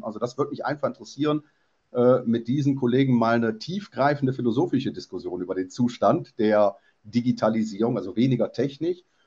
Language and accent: German; Mönchengladbach, North Rhine-Westphalia, Germany; moved away as an adult; Ich bin gebürtig, zwar mit 19 schon weg, Mönchengladbacher